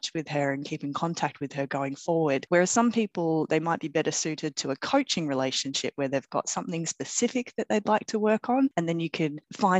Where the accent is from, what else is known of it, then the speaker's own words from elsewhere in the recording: Australia; moved away as an adult; as an Aussie